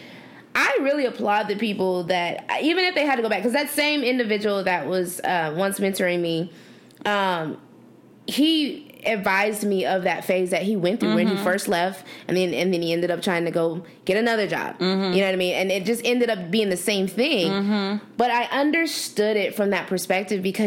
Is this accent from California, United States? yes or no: yes; Los Angeles, California, United States; now in Arizona, United States